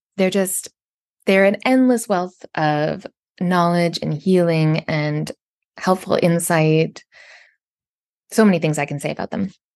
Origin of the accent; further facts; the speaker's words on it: Canada; I'm from Canada